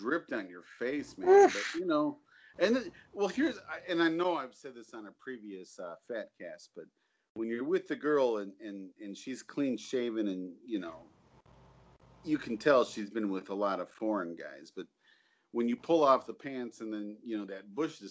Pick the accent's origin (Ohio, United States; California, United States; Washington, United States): Ohio, United States; moved away as an adult; now in Japan; I'm from Ohio. Right. We don't have hurricanes. But I moved to Japan